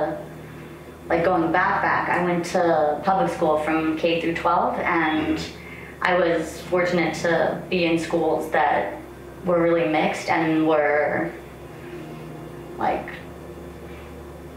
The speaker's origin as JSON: {"language": "English", "town": "Denver", "region": "Colorado", "country": "United States", "said": "I'm from Denver, Colorado."}